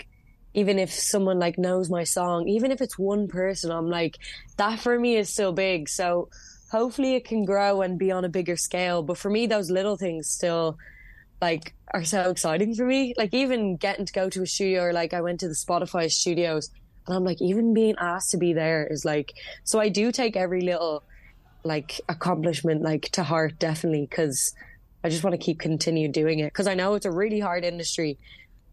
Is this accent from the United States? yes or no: no; Dublin, Leinster, Ireland; I'm born and raised in Dublin